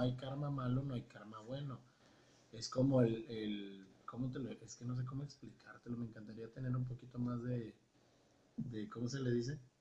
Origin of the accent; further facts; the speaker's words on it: Tabasco, Mexico; moved away; soy de Tabasco